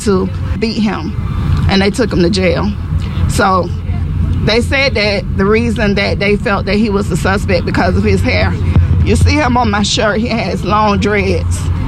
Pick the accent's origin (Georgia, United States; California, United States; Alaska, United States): Georgia, United States; Atlanta; we're from Atlanta, Georgia